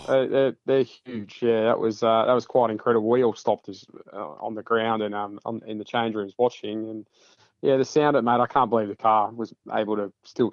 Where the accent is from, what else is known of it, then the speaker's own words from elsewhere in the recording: Adelaide Hills, South Australia, Australia; No, I grew up in the Adelaide Hills, so played some cricket. I think I was 8 when I played under 13s at Euraila Cricket Club, played some cricket at Bridgewater as well.